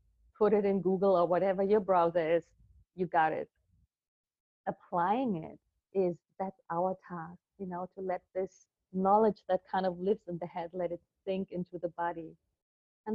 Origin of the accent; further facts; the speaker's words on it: Berlin, Germany; I was born in Berlin at the time, actually, of the wall. I was in West Berlin with my family, middle-class family